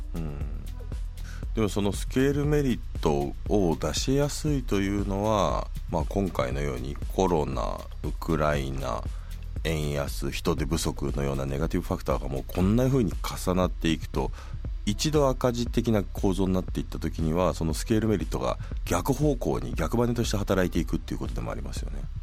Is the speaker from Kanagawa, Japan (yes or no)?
no; Tokyo, Japan; 僕東京都の北区の出身で、まあ、地元の公立の小学校中学校に行ったんですよね。